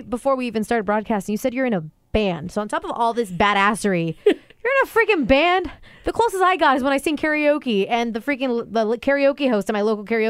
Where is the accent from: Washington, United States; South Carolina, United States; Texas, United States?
Washington, United States; Lake Stevens; my hometown of Lake Stevens.